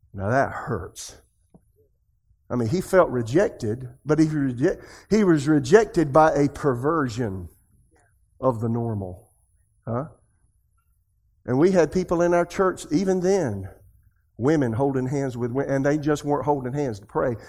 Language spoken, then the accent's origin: English; Podunksville, South Carolina, United States; moved away as an adult; also born or lived in Tulsa, Oklahoma / Raleigh, North Carolina; I'm from Podunksville, South Carolina